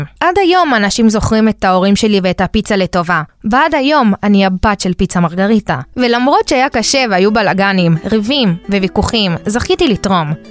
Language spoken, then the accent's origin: Hebrew; Israel; also born or lived in Argentina; נולדנו בארגנטינה וגדלנו בישראל